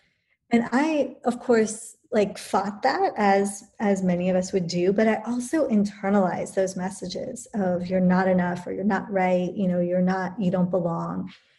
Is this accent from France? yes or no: no; England, United Kingdom; born there; I was born in England to an Indian and British parents.